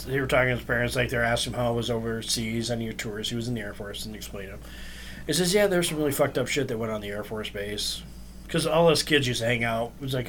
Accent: Stockholm, Stockholm County, Sweden; I grew up in Stockholm.

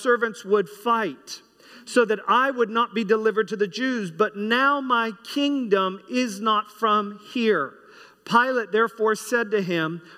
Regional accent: United States; myself being American

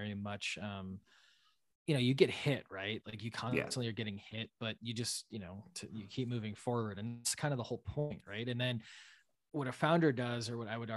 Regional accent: Wisconsin, United States; moved away as an adult; also born or lived in Washington, D.C.; now in Boston, United States; I grew up milking cows in Wisconsin.

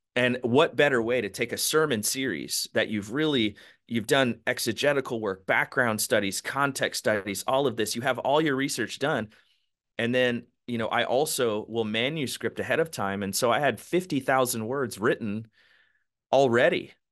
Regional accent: Palm Springs, California, United States; also born or lived in San Diego / Los Angeles; I was born and raised in Southern California, Palm Springs area, spent about fifteen years there

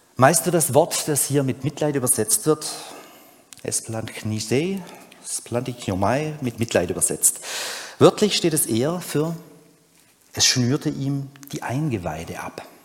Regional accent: Urbach, Baden-Württemberg, Germany; bei uns zu Hause in Ober- und Unterurbach

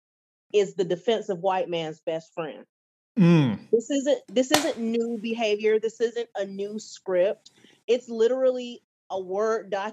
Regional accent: United States; As an American

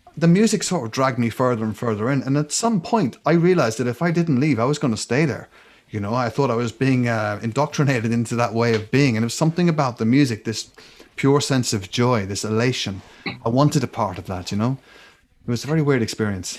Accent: Ireland; growing up in Ireland

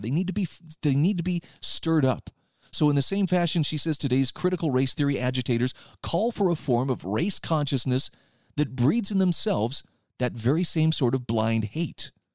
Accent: Utah, United States; here in my home state of Utah

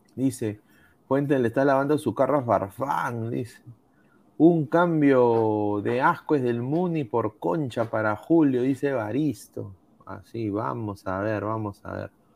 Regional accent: Peru; uno como peruano

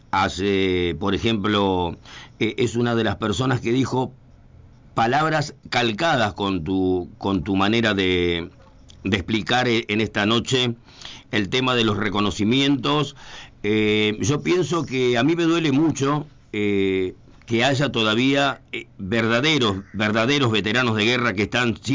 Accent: Chaco, Argentina; nombraré a uno de ellos que es de mi tierra chaqueña

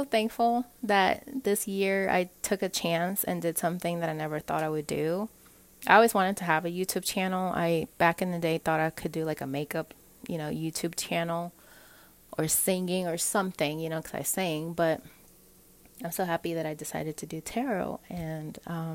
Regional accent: Puerto Rico; moved away; I'm from Puerto Rico

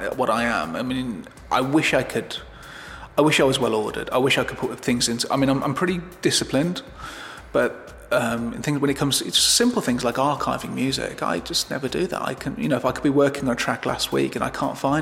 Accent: Birmingham, West Midlands, United Kingdom; I'm Irish, but I was brought up in Birmingham.

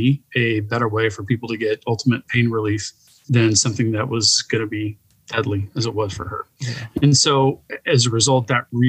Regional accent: San Diego, California, United States; the San Diego market, which is my hometown, really specifically my hometown, Pacific Beach.

